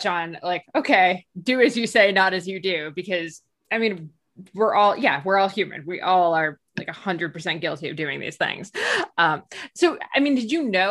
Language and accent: English; New Jersey, United States; I'm from New Jersey